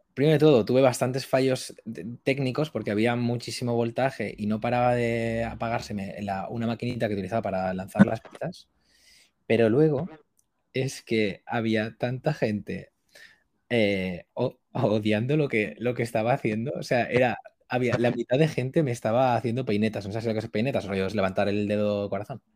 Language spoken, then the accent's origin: Spanish; Valencia, Valencian Community, Spain; soy de Valencia